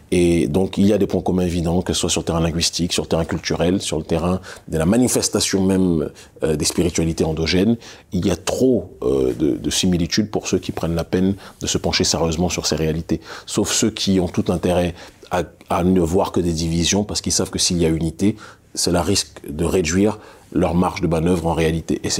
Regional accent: Île-de-France, France; also born or lived in Strasbourg; J'y suis né, mais je l'ai quitté, j'avais un an et demi. Donc, je n'ai pas de souvenir de cela. J'ai vécu la plupart de ma vie en région parisienne.

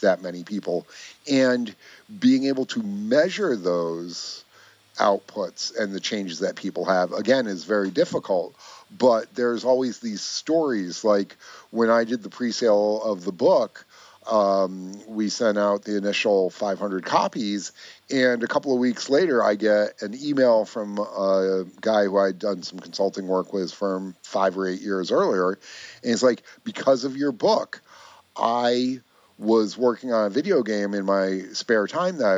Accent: Greenfield Center, New York, United States; I grew up in upstate New York. So my hometown, Greenfield Center

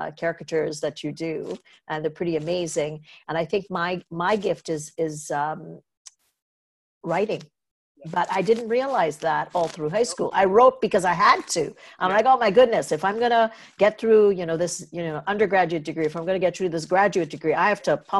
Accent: Trinidad & Tobago; moved away; I grew up in Trinidad Tobago

